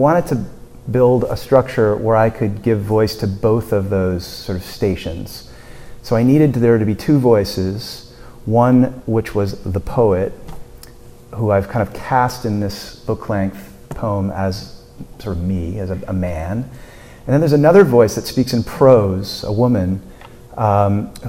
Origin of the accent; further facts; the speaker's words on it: Burlington, Vermont, United States; I grew up in Burlington.